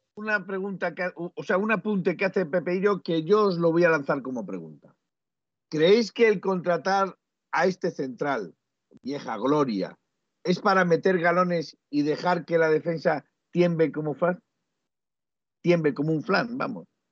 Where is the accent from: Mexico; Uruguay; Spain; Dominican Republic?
Spain; Nosotros somos españoles